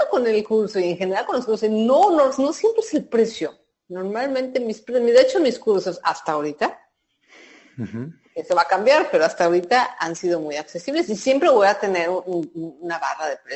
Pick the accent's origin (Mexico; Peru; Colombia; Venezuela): Mexico